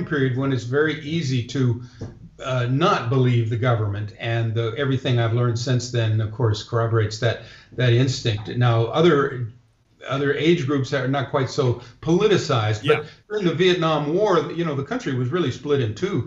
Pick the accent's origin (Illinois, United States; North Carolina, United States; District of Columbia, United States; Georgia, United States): District of Columbia, United States; Washington; I grew up in the Washington, D.C. area